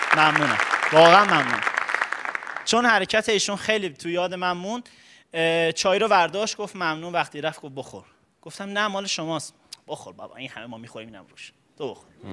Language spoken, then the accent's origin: Persian; Karaj, Alborz, Iran; از دوران بچگی توی بحث تئاتر تو کرج فعالیت میکردم